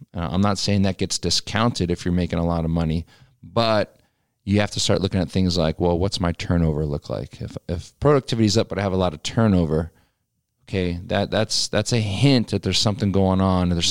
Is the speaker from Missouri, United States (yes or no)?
no; Pennsylvania, United States; moved away; back home where I grew up in Pennsylvania